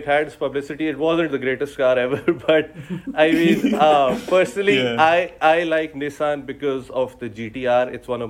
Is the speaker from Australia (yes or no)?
no; Pakistan; English is a second language; I love Japanese cars. Pakistan is a Japanese domestic sort of a market. So growing up, even though I'm into American cars as well, but Japanese cars is what we get mostly.